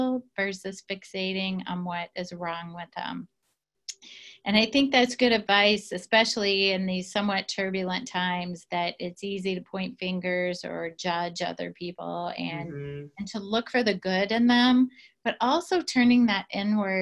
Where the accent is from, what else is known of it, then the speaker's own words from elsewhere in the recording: southern Indiana, United States; I grew up in a very small town, southern Indiana.